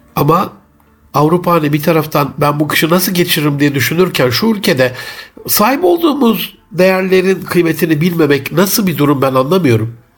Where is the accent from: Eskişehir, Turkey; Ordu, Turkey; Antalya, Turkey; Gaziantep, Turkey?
Gaziantep, Turkey; bir Gaziantep'li olarak